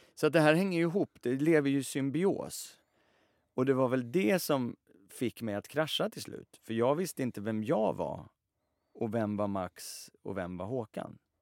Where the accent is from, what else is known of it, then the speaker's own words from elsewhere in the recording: Sweden; vi är alla, vi är svenskar och svenska på det sättet att i alla fall jag är uppväxt med